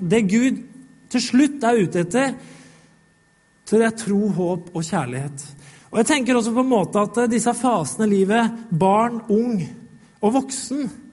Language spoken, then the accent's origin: Norwegian; Norway; Vi blei født her i Norge